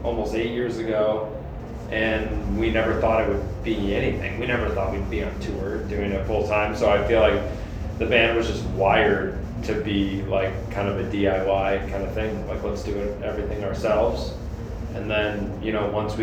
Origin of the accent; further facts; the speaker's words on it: Illinois, United States; we're just from Illinois